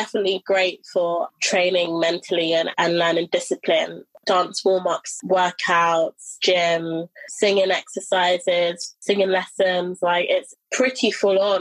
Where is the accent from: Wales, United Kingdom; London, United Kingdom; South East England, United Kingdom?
London, United Kingdom; also born or lived in Brighton; I decided to come back to London, my hometown.